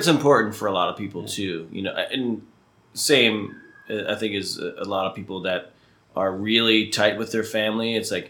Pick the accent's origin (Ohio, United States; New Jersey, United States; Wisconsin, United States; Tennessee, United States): New Jersey, United States; New Jersey.